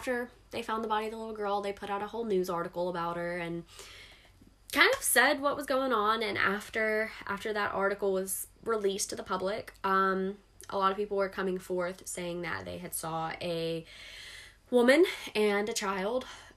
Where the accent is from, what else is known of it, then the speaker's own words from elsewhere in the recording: near Escatawpa / Pascagoula, Mississippi, United States; not technically my hometown, but close enough